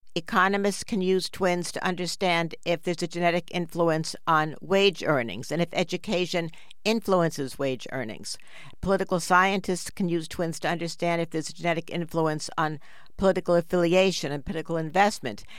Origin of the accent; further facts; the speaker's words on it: New York City, New York, United States; we grew up in New York City on the seventh floor of a big apartment building